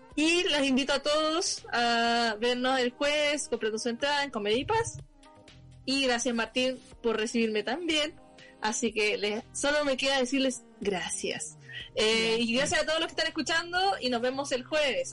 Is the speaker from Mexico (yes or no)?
no; Chile; siendo chilena